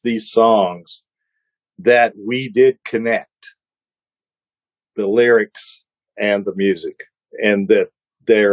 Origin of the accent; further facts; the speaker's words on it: Ohio, United States; I'm from Ohio